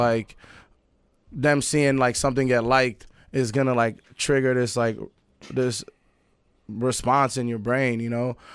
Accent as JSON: {"language": "English", "town": "New York City", "region": "New York", "country": "United States", "tie": "born or raised there", "also_born_or_lived": "Paris, France / Sudan (ancestry)", "said": "I was born in Paris. My family's from Sudan, East Africa. Um, but, uh, I was born in Paris. I di-, I didn't move to Queens till I was eight"}